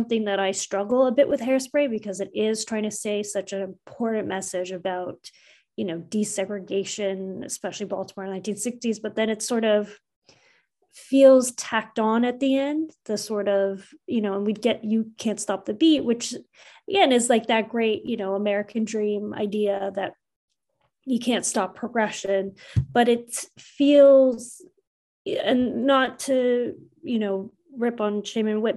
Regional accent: Canada; I was born and raised in Canada.

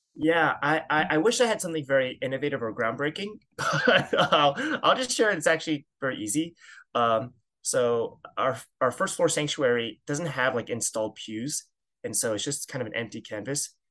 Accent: suburbs of New York, United States; I grew up in the Chinese church, uh, at a Christian Missionary Alliance church, uh, in the suburbs of New York.

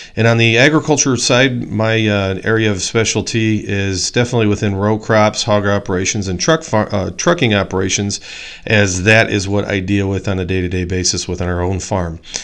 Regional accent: Poplar Grove, Illinois, United States; I grew up in Poplar Grove, Illinois

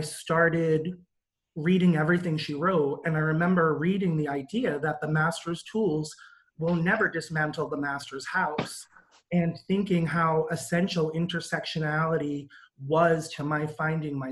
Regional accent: Providence, Rhode Island, United States; I grew up in Providence, Rhode Island

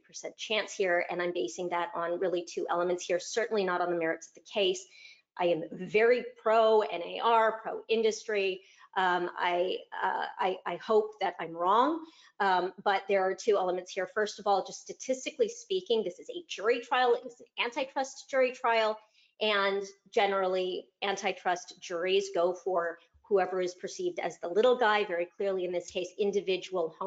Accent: Chicago, Illinois, United States; right here in my hometown, Chicago

